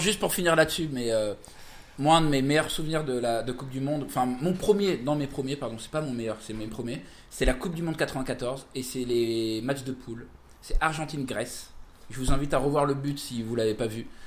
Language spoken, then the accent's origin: French; Paris, Île-de-France, France; je suis parisien